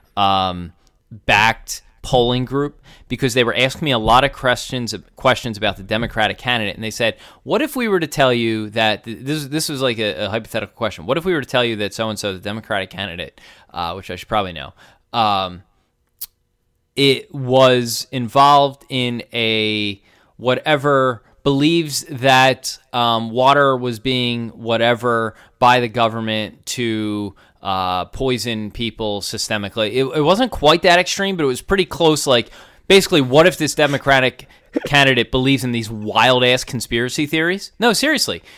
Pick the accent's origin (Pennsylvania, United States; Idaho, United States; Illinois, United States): Pennsylvania, United States; Delaware County; I'm from Delco